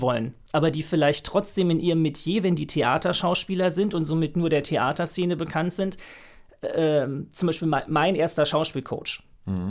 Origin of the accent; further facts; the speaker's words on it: Frankfurt, Hesse, Germany; moved away as an adult; now in Berlin, Germany; Ich bin eigentlich aus Frankfurt, habe dort erst Soziologie studiert